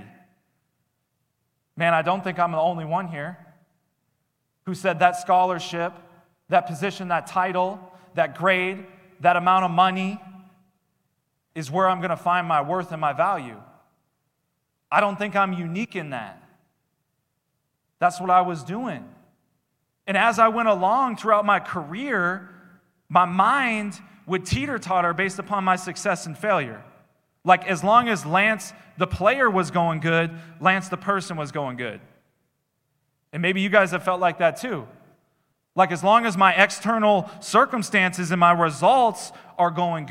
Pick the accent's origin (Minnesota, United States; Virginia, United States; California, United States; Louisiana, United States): Minnesota, United States; I did the church thing growing up in Minnesota.